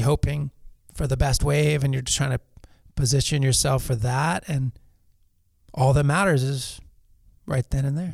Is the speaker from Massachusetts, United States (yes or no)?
no; Los Angeles, California, United States; I grew up in Pacific Palisades